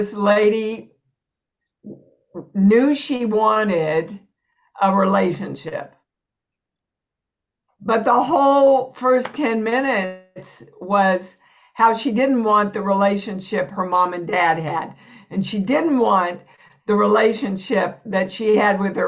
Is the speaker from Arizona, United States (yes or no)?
no; Kansas, United States; moved away as an adult; also born or lived in New York; I was born and raised in Kansas, never left Kansas till I went to New York.